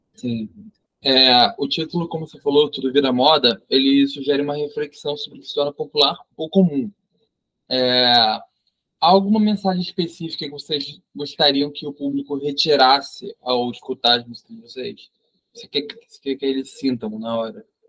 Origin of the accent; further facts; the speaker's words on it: Rio de Janeiro, Brazil; sou do Rio de Janeiro